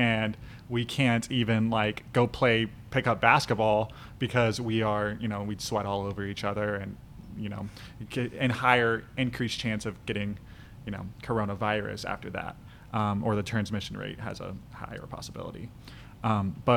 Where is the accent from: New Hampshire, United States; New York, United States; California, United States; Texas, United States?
California, United States; Walnut Creek; I am from Walnut Creek, California